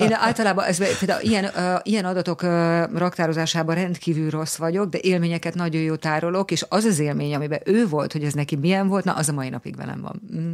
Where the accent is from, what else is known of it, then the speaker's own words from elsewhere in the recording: Hungary; tüke magyar vagyok